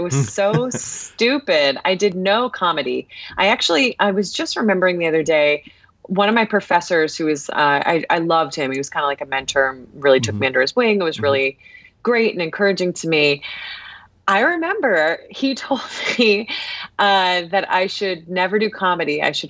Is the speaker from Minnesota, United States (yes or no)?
no; Ohio, United States; moved away as an adult; also born or lived in Washington, D.C.; So I'm from Ohio originally. And I just also wanted to get out of Ohio and go to a school in a city.